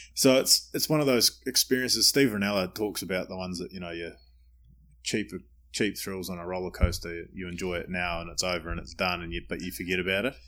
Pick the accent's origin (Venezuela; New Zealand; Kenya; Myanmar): New Zealand; now in United States; I'm a Kiwi